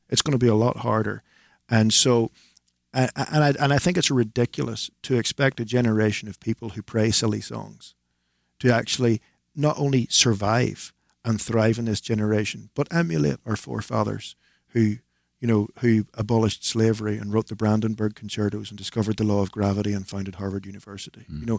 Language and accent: English; Northern Ireland, United Kingdom; to be from the north of Ireland